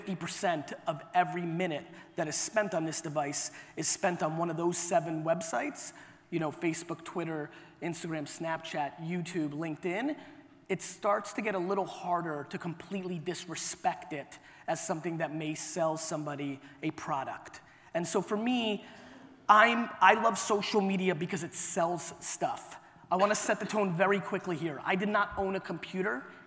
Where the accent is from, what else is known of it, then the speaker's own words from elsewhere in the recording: New York City, New York, United States; also born or lived in Soviet Union / Clark, New Jersey; I was born in the Soviet Union. I came to the US when I was 3. We were ridiculously poor. My family lived in a studio apartment in Queens, New York